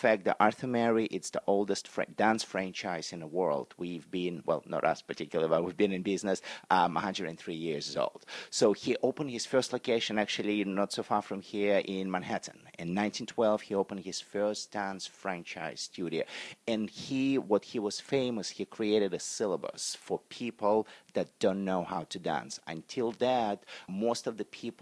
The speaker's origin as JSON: {"language": "English", "country": "Russia", "tie": "born or raised there", "moved": "as an adult", "lives_now": "United States", "said": "was born and raised in Russia"}